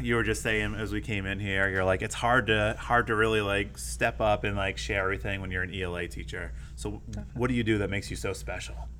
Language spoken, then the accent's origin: English; Maine, United States; moved away; I'm from Maine